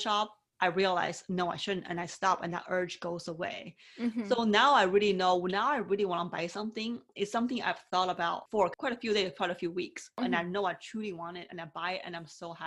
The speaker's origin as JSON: {"language": "English", "country": "China", "tie": "born or raised there", "said": "growing up in China, I was told all the time, you being a girl, only speak when you're spoken"}